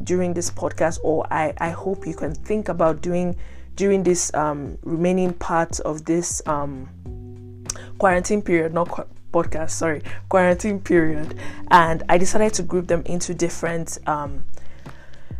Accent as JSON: {"language": "English", "country": "Nigeria", "moved": "yes", "said": "in Nigeria, my home country"}